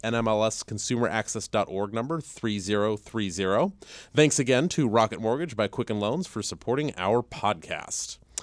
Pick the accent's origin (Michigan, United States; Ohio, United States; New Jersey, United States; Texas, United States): Ohio, United States; now in Virginia, United States; I'm from Ohio